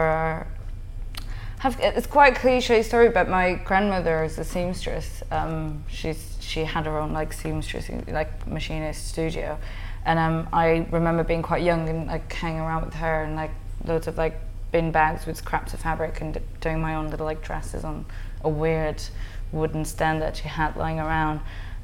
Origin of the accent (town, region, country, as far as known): Portugal; moved away